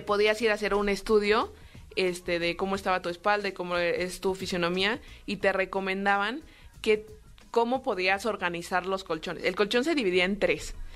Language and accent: Spanish; Mexico City, Mexico; yo soy de aquí, de la Ciudad de México, eh, tengo 26 años, ya casi 27